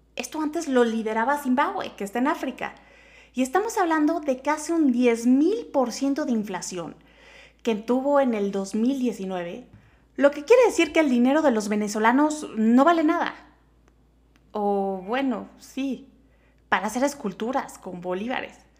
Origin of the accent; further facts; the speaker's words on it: Mexico; todos somos mexicanos